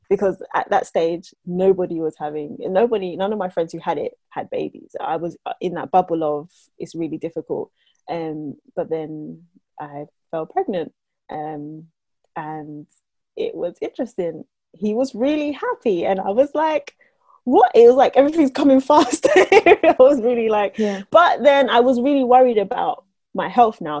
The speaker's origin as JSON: {"language": "English", "country": "Jamaica", "lives_now": "United Kingdom", "said": "I'm Jamaican"}